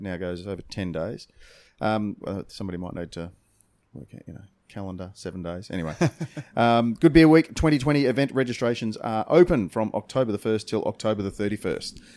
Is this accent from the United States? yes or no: no; Australia; we're from Australia